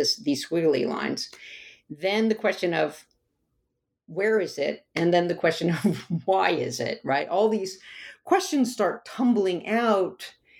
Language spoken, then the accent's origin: English; the South, United States; I grew up in the South